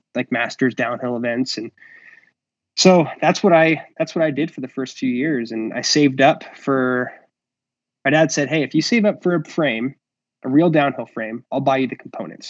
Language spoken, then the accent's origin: English; Phoenix, Arizona, United States; growing up in the Ahwatukee area with South Mountain as our backyard here